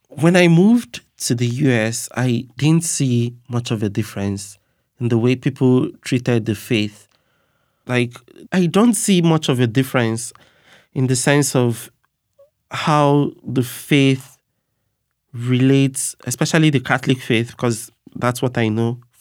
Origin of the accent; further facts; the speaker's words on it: Nigeria; now in United States; growing up in Nigeria